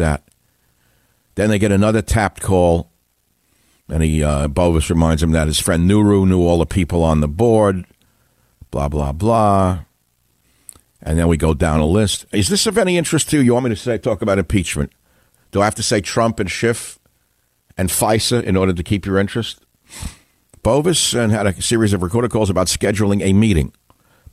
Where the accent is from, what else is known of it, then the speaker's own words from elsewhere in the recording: New York City, New York, United States; now in San Francisco, United States; I'm originally from New York City